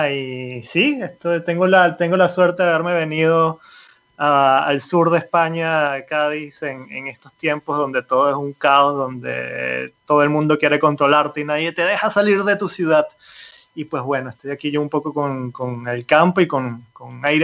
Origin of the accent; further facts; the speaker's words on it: Venezuela; moved away as an adult; also born or lived in Italy; me fui de, Venezuela, yo soy venezolano, me fui en Venezuela en el 2007, un poco escapando de la situación política, económica y previendo un poco hacia dónde iba todo eso. Me fui para Italia